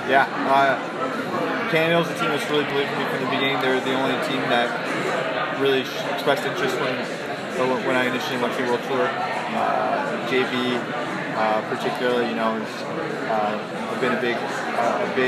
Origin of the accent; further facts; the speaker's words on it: Canada; as a Canadian.